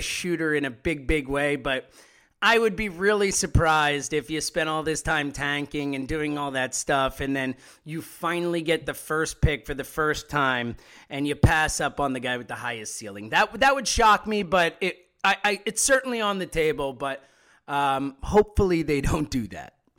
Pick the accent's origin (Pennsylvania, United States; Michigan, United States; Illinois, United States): Pennsylvania, United States; Philadelphia; I'm from Philadelphia